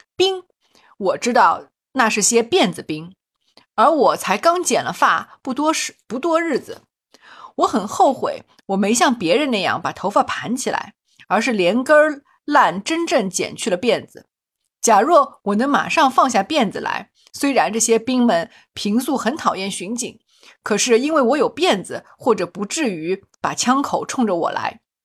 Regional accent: Shanghai, China; born or raised there

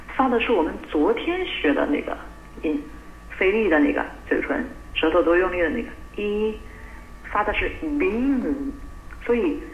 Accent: China; 我们中国人

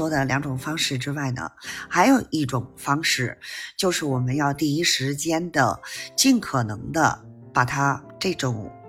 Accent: Beijing, China; ，咱们下期节目再

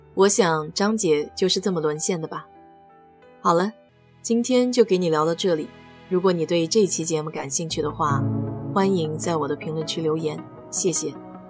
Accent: China; 我们中国人

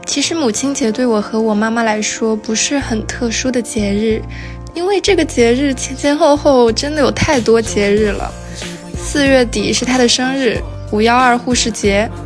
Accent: Shenzhen, Guangdong, China; moved away; 我一个土生土长，深圳人

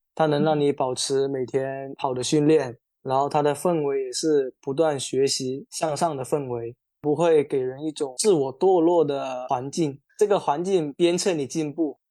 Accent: Qingyuan, Guangdong, China; moved away as an adult; now in Hong Kong; 我是新人，以前是在体校练田径短跑的

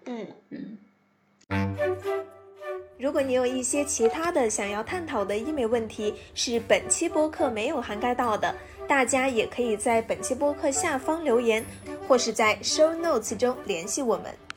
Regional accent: Gansu, China; moved away; 我老家是甘肃的嘛，其实那边还是紫外线还是蛮强烈的

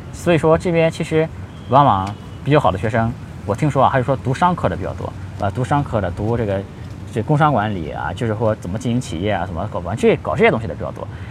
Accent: China; 那个产品不是我们中国人做的

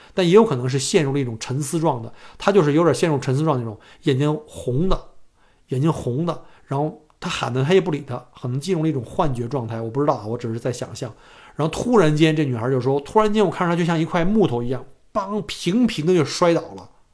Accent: China; now in Australia; 我们都是中国人嘛

